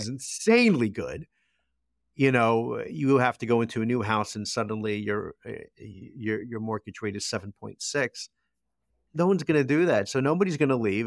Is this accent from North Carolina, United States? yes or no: no; Toms River, New Jersey, United States; my hometown